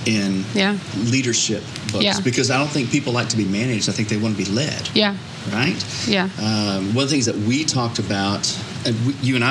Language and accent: English; Texas, United States; I am from Texas